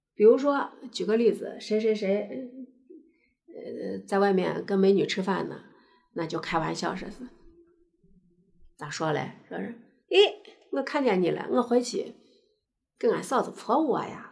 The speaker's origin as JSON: {"language": "Chinese", "region": "Shaanxi", "country": "China", "accent": "Shaanxi dialect", "said": "用我们陕西话来说叫视觉"}